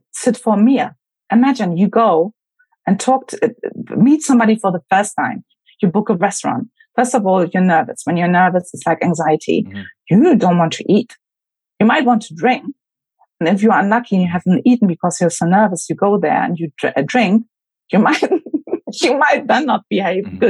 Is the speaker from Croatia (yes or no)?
no; Berlin, Germany; moved away as an adult; also born or lived in United Kingdom; I grew up in Berlin